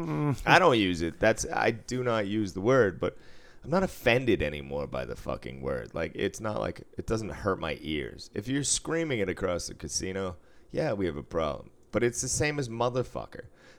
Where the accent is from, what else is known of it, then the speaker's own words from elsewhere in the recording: Boston, Massachusetts, United States; being from Boston